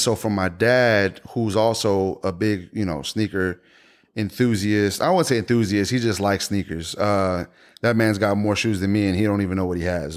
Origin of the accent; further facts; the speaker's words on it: Houston, Texas, United States; being born and raised in Houston